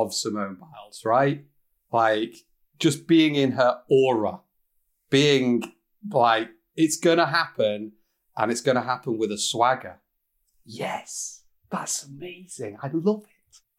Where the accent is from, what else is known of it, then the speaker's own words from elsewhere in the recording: United Kingdom; I am British